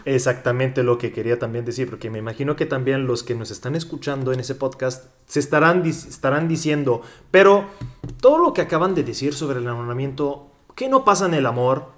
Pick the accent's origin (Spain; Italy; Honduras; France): Italy; Spanish is a second language; also born or lived in Mexico; soy italiano, viví tres años y medio en México